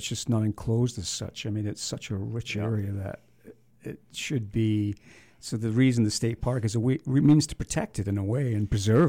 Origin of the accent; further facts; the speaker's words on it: Scotland, United Kingdom; being the Scotsman